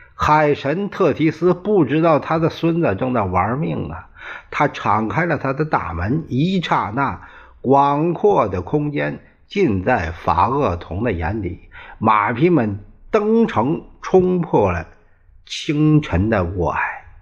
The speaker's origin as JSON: {"language": "Chinese", "country": "China", "said": "就像我们中国人指天发誓"}